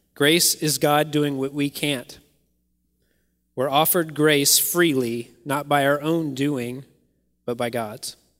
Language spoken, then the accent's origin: English; Kentucky, United States; I grew up in Kentucky